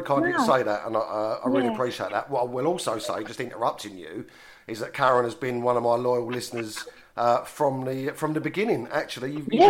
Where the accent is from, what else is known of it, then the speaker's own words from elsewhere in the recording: London, United Kingdom; accent: Cockney; I'm a Cockney and I. Don't say house like the posh people, darlings.